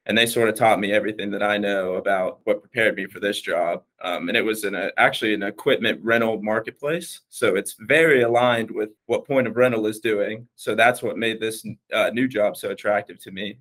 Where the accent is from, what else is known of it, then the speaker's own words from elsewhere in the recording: Wilmington, North Carolina, United States; moved away as an adult; now in Dallas, United States; I am actually from Wilmington, North Carolina